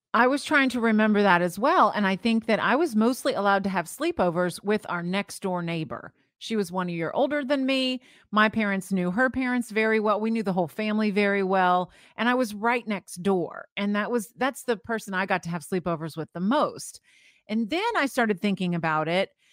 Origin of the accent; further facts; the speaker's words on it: St. Petersburg, Florida, United States; I grew up in Saint Petersburg, Florida